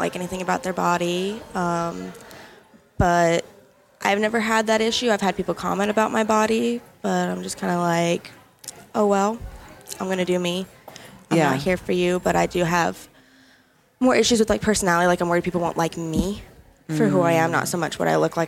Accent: Georgia, United States; moved away as an adult; also born or lived in San Diego; now in Washington, United States; I'm from Georgia, but I live in Washington currently, but we'll be moving back to Georgia shortly

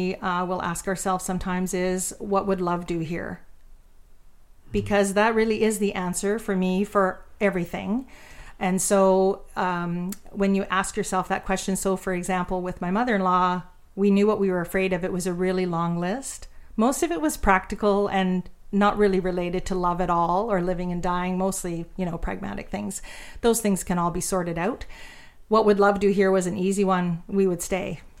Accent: Ontario, Canada; moved away; we are from Ontario, so we knew the town we were going back

